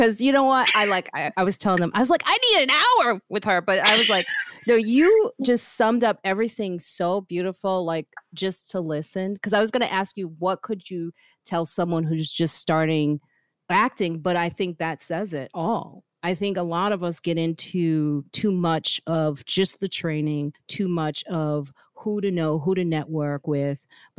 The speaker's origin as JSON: {"language": "English", "town": "Chicago", "region": "Illinois", "country": "United States", "said": "I'm from Chicago"}